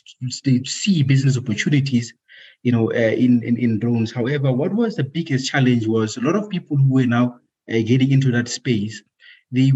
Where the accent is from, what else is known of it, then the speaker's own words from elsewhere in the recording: Free State, South Africa; moved away as an adult; also born or lived in Pretoria; I was born and bred in Free State, a province called Free State. That's where I grew up